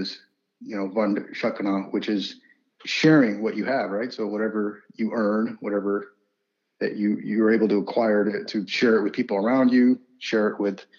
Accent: United States; also born or lived in Punjab, India; I was born there and came over when I was less than a year old, and basically have grown up here.

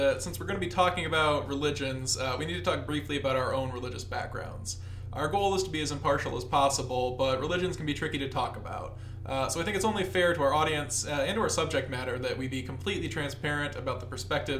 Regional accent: East Lansing, Michigan, United States; I'm from East Lansing, Michigan, and I'm currently a graduate student at Michigan State University in the Arts and Cultural Management and Museum Studies program.

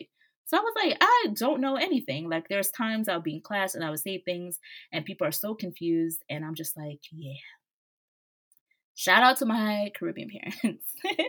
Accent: United States; So I was born up here to a single mom who did her best raising me.

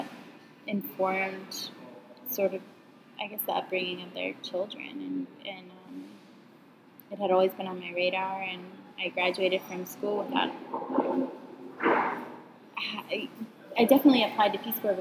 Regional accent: Atlanta, Georgia, United States; accent: southern; moved away as an adult; also born or lived in Northampton, Massachusetts / Bahía Honda, Herrera, Panama; now in Panama; I'm from Atlanta, Georgia. Born and raised inside the perimeter

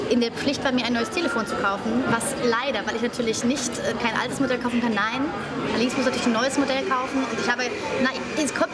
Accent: Swabia, Germany; Er ist ja Schwabe, ich bin ja auch Schwabe.

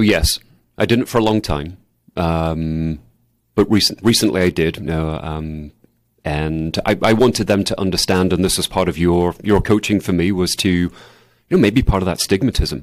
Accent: England, United Kingdom; moved away; I grew up in England

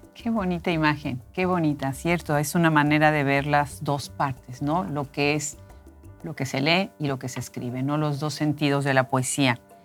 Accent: Mexico; nosotros como mexicanos

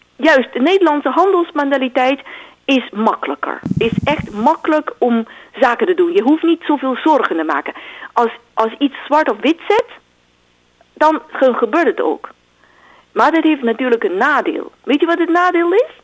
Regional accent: China; Dutch is a second language; now in Netherlands; al ben ik een Chinees

